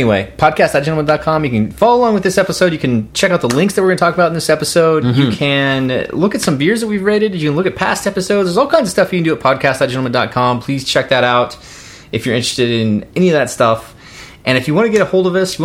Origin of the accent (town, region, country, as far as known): Manhattan, Kansas, United States; born or raised there